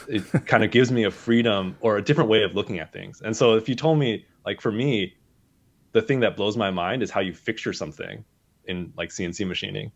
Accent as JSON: {"language": "English", "region": "Southern California", "country": "United States", "tie": "born or raised there", "said": "I grew up in Southern California"}